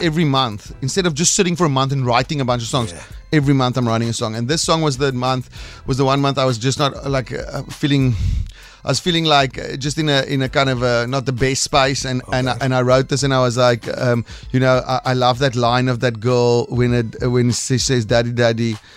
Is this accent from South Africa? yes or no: yes; South Africa; first language Afrikaans; English is a second language; Afrikaans is my first language